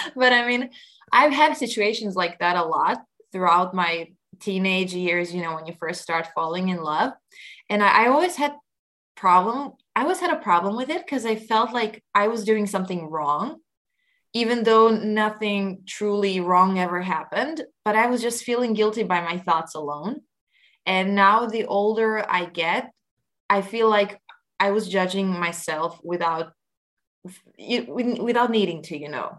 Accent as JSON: {"language": "English", "country": "Croatia", "said": "our traditional Croatian instrument, tamboritsa"}